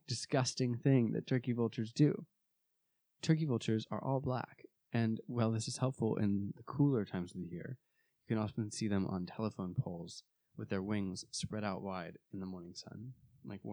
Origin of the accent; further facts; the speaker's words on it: Arizona, United States; where I grew up in Arizona